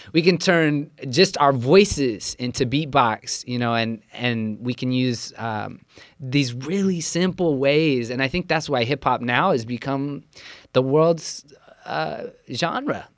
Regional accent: Central Coast, California, United States; I was born and raised on a small farm in Central Coast, California

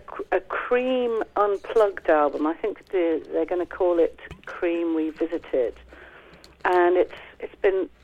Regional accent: Kidderminster, West Midlands, United Kingdom; We grew up in Kidderminster in the Midlands together

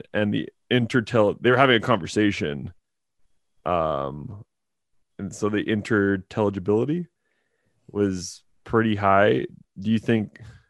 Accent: Lloydminster, Canada; in Lloydminster here in the oil field.

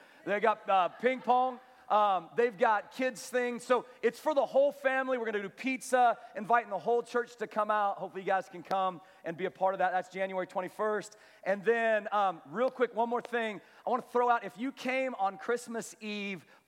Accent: Kansas, United States; I was from Kansas

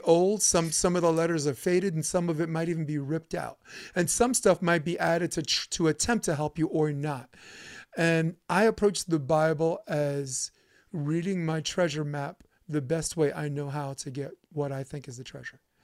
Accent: New York City, New York, United States; we're both from Brooklyn

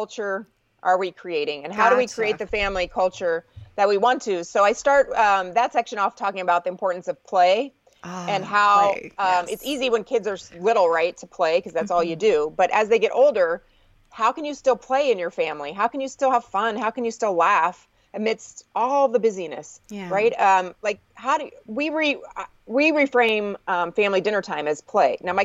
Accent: Indiana, United States; moved away; I grew up with fireflies in Indiana

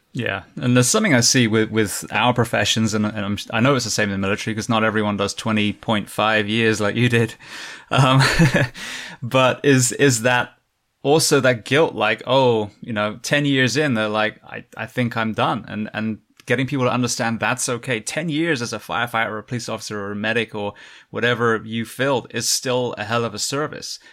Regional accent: England, United Kingdom; moved away; you can tell I'm from England

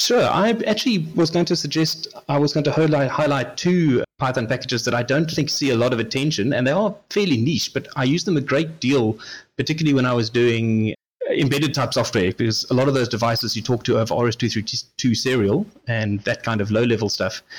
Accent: South Africa; as a South African

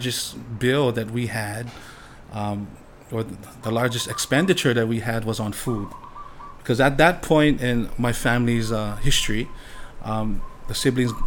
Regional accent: Waimanalo, Hawaii, United States; also born or lived in Maui; Growing up in Waimanalo, I was raised as a fisherman

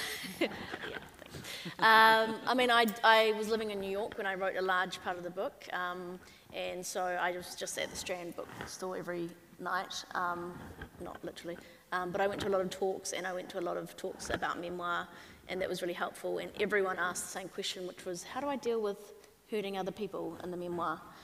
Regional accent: New Zealand; as a Kiwi

